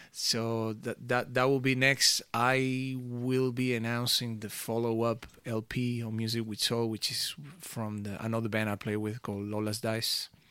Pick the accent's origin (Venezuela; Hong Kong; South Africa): Venezuela; now in Amsterdam, Netherlands; I grew up in Venezuela